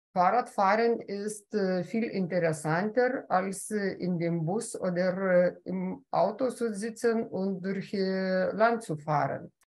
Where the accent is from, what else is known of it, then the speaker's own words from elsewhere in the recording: Memelland, Klaipėda County, Lithuania; German is a second language; bei uns im Memeland von, von, von Klaipeda bis, bis Schilute